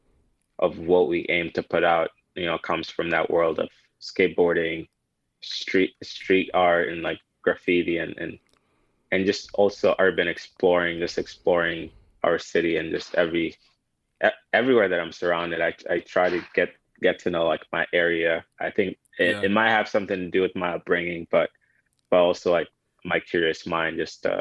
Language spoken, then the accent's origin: English; Kenya; also born or lived in Sudan; now in United States; I was born in Sudan, family migrated to Kenya when I was around 4 or 5 years old in a refugee camp